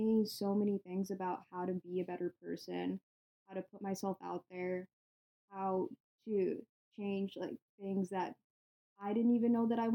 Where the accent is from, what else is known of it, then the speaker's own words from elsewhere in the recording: United States; I'm Indian American